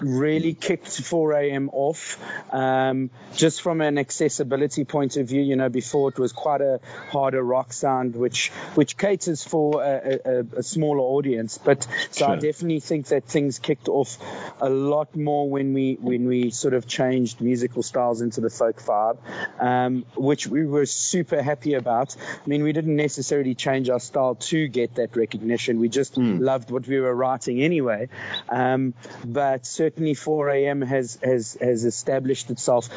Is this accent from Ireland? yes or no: no; Edenvale, Gauteng, South Africa; We're actually from Edenvale, which is definitely not as posh as Santon.